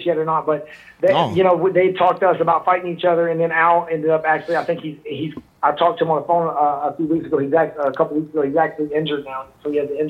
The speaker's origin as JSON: {"language": "English", "town": "Dallas", "region": "Texas", "country": "United States", "tie": "born or raised there", "said": "I fought in my home city in Dallas"}